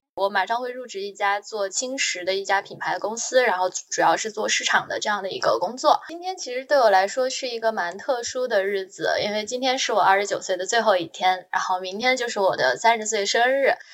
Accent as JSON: {"language": "Chinese", "region": "northern China", "country": "China", "moved": "as an adult", "lives_now": "Shanghai, China", "said": "我是北方人"}